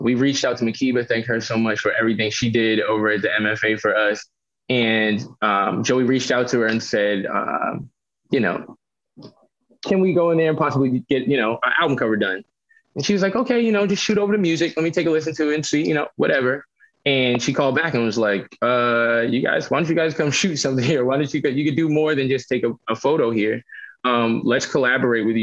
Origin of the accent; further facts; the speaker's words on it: Boston, Massachusetts, United States; I grew up in Roxbury